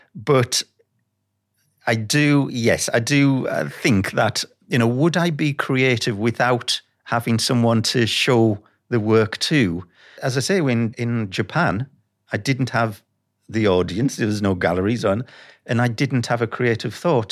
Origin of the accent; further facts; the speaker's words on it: Sunderland, North East England, United Kingdom; moved away; I'm from Sunderland